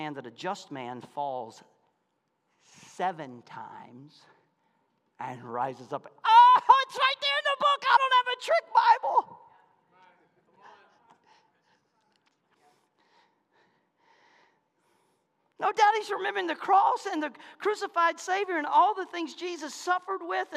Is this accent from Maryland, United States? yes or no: no; Malone, Florida, United States; moved away; I'm from Malone, Florida